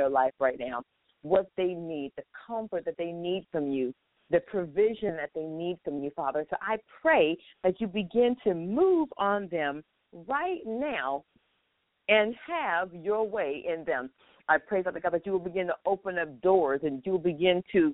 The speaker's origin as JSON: {"language": "English", "region": "Florida", "country": "United States", "tie": "born or raised there", "said": "I am here in what I call my hometown, Florida"}